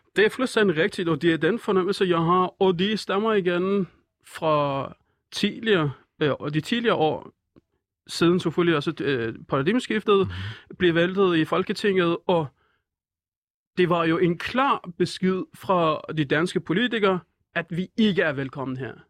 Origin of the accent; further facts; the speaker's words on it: Iran; Danish is a second language; moved away as an adult; also born or lived in Nørrebro, Copenhagen; now in Copenhagen, Denmark; jeg er fra Iran